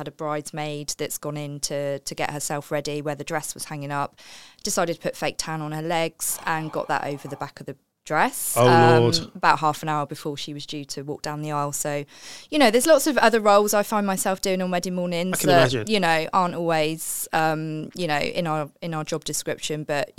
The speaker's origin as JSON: {"language": "English", "region": "New Jersey", "country": "United States", "tie": "born there", "said": "I was born in New Jersey, just outside New York."}